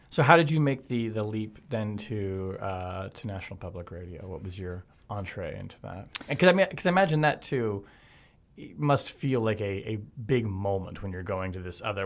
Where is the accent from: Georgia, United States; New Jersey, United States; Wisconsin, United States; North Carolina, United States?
Georgia, United States; Marietta; I grew up in East Cobb. Well, high school in East Cobb County in Marietta